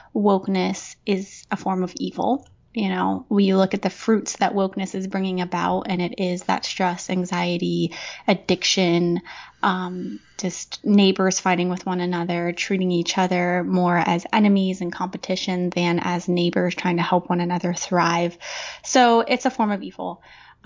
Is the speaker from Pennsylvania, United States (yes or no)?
yes; central Pennsylvania, United States; moved away as an adult; I had moved about 6 years ago now back to my hometown in central Pennsylvania